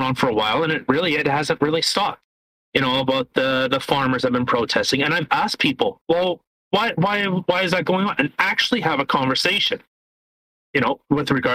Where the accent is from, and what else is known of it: Canada